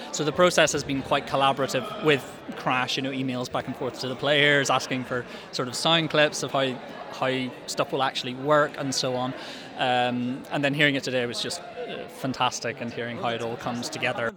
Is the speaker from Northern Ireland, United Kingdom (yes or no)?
yes; Belfast, Northern Ireland, United Kingdom; I'm a composer from Belfast